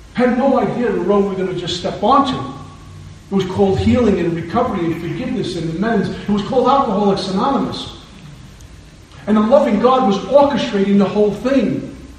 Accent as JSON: {"language": "English", "town": "New York City", "region": "New York", "country": "United States", "tie": "born or raised there", "moved": "yes", "said": "growing up in Brooklyn, New York, where I'm from originally"}